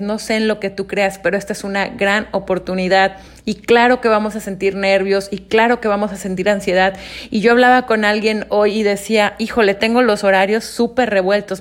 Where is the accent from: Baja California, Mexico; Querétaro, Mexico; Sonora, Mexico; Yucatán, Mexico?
Yucatán, Mexico; Mérida; yo nací en Mérida, Yucatán